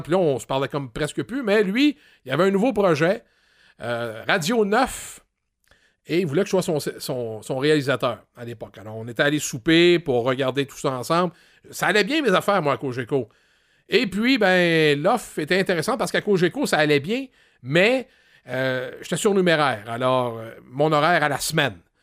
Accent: Granby, Quebec, Canada; moved away as an adult; also born or lived in Drummondville / Rouyn-Noranda; Je suis arrivé à Grimby, dans mon patelin

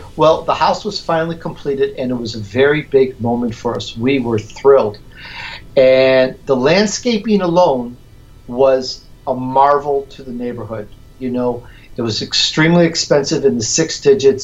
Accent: Chicago, Illinois, United States; accent: Chicagoan; also born or lived in Sicily, Italy / California; now in Southern California, United States; I was born in Sicily, Italy. I grew up in Chicago, so you're going to get that sometimes that Chicagoan harsh little harsh accent comes out

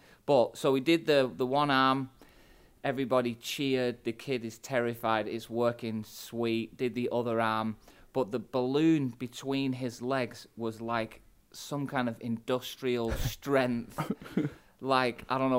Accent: Manchester, North West England, United Kingdom; I'm a pastor from Manchester in England.

